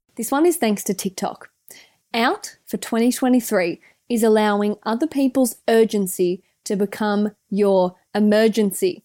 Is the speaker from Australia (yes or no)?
yes; Australia; accent: Aussie; our Aussie accents